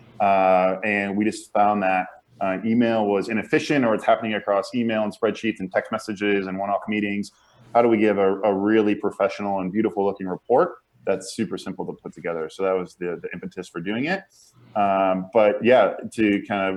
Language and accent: English; Chicago suburbs, Illinois, United States; moved away as an adult; also born or lived in Indiana / San Francisco; I grew up in the Midwest in the Chicago suburbs and went to Indiana